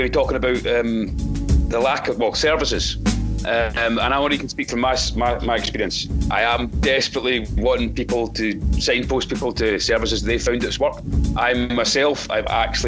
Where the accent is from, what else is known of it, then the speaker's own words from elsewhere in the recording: Orkney, Edinburgh, Scotland, United Kingdom; now in Inverclyde, United Kingdom; I'm originally from Orkney, so I've seen the health services up in Orkney, and it's for a lot smaller community and size-wise. And I've also lived and been brought up in Edinburgh